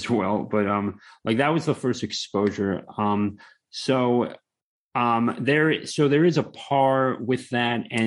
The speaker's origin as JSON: {"language": "English", "region": "Maryland", "country": "United States", "moved": "yes", "lives_now": "Florida, United States", "said": "I'm from Maryland, by the way, but I'm in Florida now."}